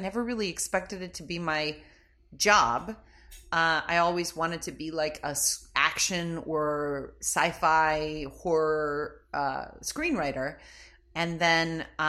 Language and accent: English; Chicago, Illinois, United States; now in Los Angeles, United States; I grew up in Chicago, moved out here, and have not really been back to Chicago since.